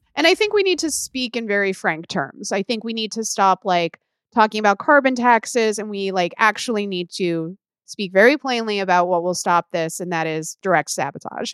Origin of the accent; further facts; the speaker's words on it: Illinois, United States; where I grew up in Illinois